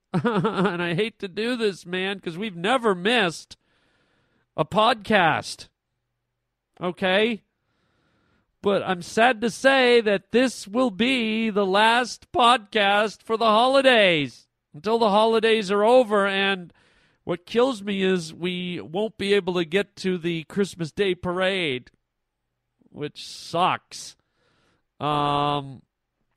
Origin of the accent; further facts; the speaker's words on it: Canada; moved away; I'm a Canadian boy, and my family lives up in Canada.